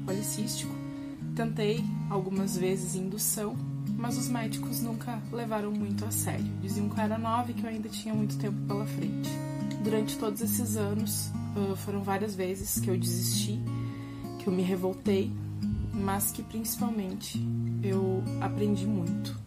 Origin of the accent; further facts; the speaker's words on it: Rio Grande do Sul, Brazil; eu tenho 30 anos e eu sou gaúcha